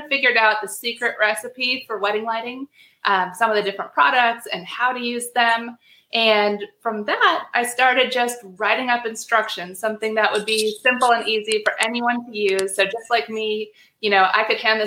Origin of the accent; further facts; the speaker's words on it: Wisconsin, United States; moved away; also born or lived in Maryland; it would take place in Wisconsin, my hometown.